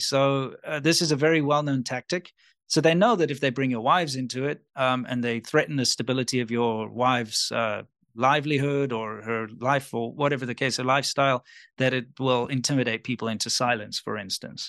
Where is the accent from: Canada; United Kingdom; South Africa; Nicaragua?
South Africa; moved away as an adult; also born or lived in China; because I'm South African